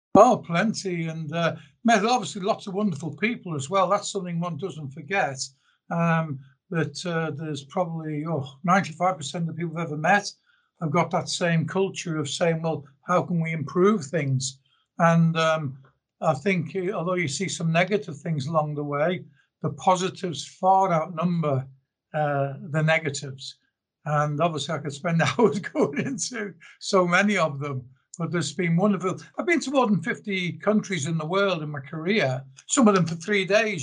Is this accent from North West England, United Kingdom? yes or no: yes; Liverpool, North West England, United Kingdom; also born or lived in South Africa; now in Australia; I was born in Liverpool originally in the UK, I then emigrated to South Africa back in 1974.